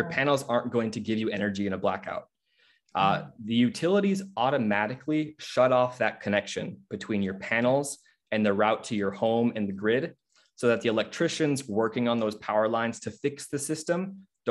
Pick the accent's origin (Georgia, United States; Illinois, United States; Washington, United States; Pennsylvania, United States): Washington, United States; Seattle; I'm from the Seattle area